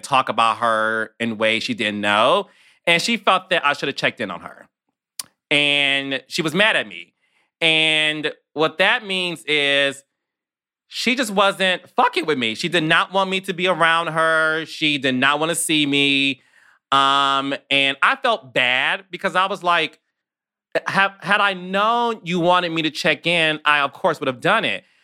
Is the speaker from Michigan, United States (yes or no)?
yes; Detroit, Michigan, United States; I'm from Detroit